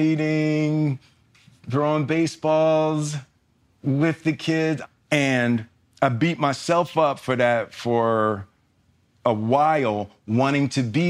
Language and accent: English; Philadelphia, Pennsylvania, United States; moved away; I grew up in Philly